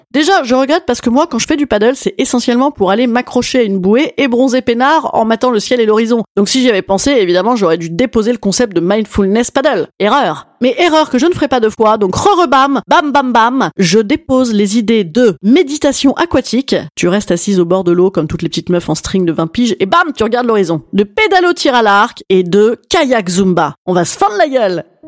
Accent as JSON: {"language": "French", "town": "Paris", "region": "Île-de-France", "country": "France", "said": "je suis parisienne"}